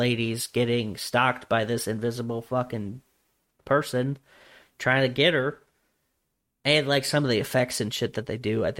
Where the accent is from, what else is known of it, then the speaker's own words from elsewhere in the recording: Louisiana, United States; New Mexico. What the fuck? I'm from Louisiana.